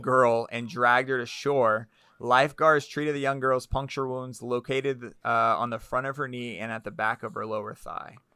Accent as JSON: {"language": "English", "town": "Orlando", "region": "Florida", "country": "United States", "tie": "born or raised there", "said": "I grew up in Orlando"}